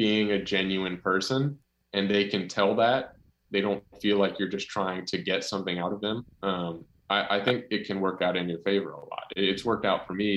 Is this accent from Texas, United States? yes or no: no; North Carolina, United States; I'm from North Carolina